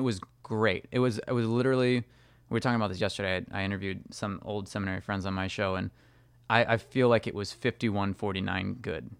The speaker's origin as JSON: {"language": "English", "region": "California", "country": "United States", "tie": "born or raised there", "said": "I grew up in California"}